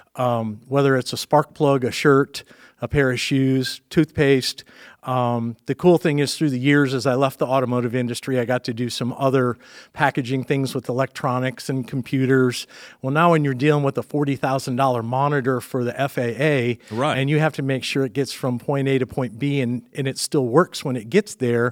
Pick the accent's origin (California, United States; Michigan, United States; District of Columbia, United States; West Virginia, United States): Michigan, United States; Dearborn; born and raised in Dearborn, Michigan